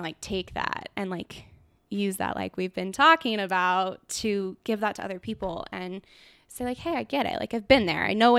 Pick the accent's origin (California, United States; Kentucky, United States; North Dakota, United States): California, United States; Like, I'm born and raised California girl